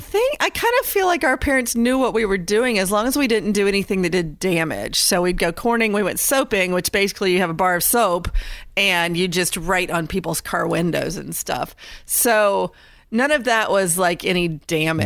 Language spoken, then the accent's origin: English; Indiana, United States; now in North Carolina, United States; I grew up in Indiana.